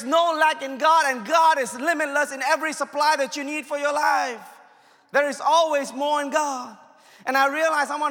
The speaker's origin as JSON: {"language": "English", "country": "India", "said": "I'm Indian"}